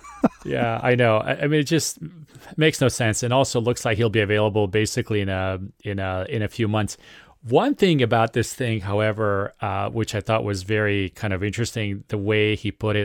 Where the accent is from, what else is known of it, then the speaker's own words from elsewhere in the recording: Serbia; I am uh, from Serbia